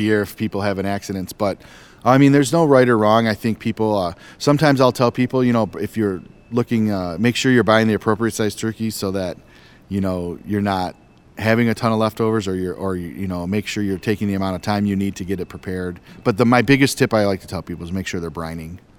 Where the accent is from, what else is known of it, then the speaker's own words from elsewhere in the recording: Detroit, Michigan, United States; I grew up here in Detroit, so I'm a lifelong Lions fan